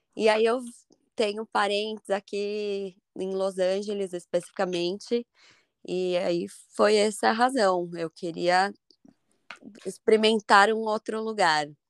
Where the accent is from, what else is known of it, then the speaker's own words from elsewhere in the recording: São Paulo, Brazil; moved away as an adult; also born or lived in Ireland; now in Ashland, United States; eu vim de São Paulo